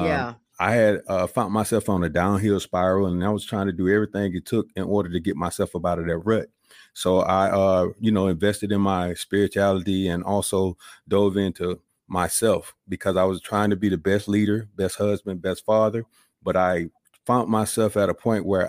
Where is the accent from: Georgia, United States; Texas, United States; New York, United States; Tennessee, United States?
Georgia, United States; Columbus; moved away as an adult; I'm originally from Columbus, Georgia. Joined the military, spent 21 years in the service